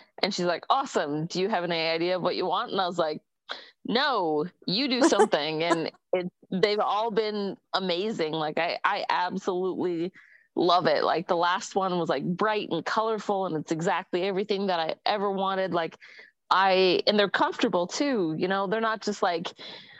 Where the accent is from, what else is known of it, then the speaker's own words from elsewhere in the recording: Bay Area, California, United States; I grew up in the Bay Area